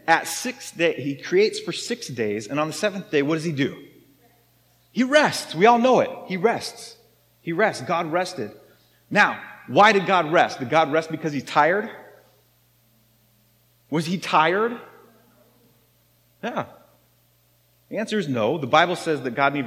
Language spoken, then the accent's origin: English; United States; I'm American